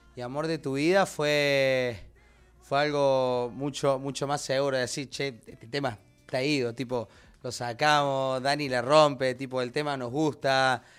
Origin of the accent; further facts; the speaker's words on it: Córdoba, Argentina; yo que soy cordobés también